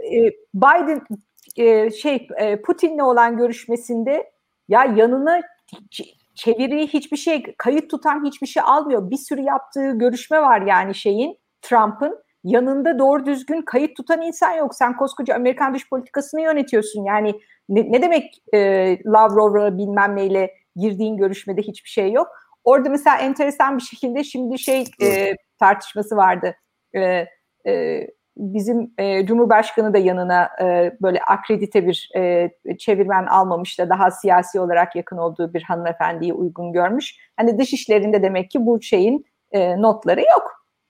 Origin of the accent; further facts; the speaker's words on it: Turkey; moved away; Türkiye'den olduğum